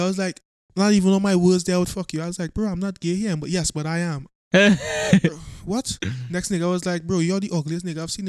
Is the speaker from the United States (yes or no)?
no; Trinidad & Tobago; I'm from Trinidad. We don't have that in our culture.